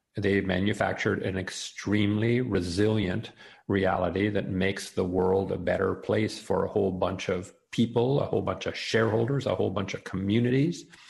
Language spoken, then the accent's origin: English; Canada; now in United States; I'm uh, born in Canada, uh, I'm now live in the States, and I'm also an American uh, citizen